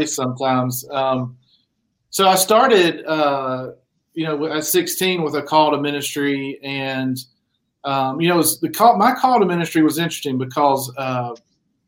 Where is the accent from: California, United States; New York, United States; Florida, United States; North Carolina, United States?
North Carolina, United States; Shelby; I grew up in Western North Carolina in a little town called Shelby